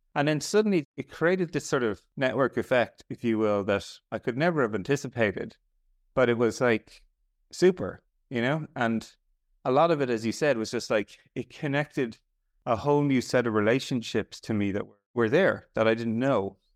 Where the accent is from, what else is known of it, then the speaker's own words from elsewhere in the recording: Ireland; I'm Irish